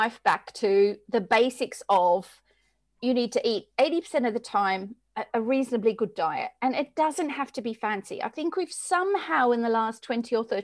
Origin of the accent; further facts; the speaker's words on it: Australia; moved away as an adult; now in England, United Kingdom; Born and raised in Australia, moved to England in 1997, been here ever since